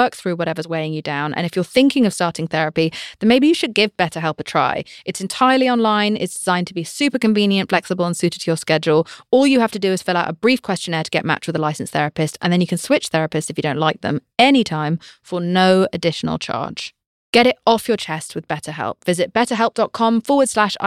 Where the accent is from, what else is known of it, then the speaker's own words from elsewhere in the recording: United Kingdom; I'm British